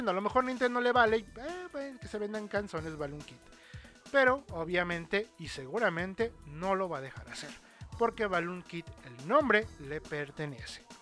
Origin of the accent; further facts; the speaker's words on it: United States; Spanish is a second language; A table. Es que, es que soy gringa.